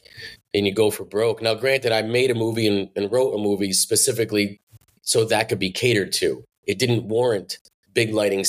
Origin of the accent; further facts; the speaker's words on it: New Jersey, United States; there's a Jersey pride here and I want to make something for my state. For my people, you know, and my city